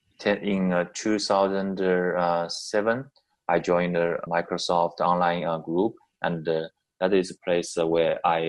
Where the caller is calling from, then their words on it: Shanghai, China; I'm calling from Shanghai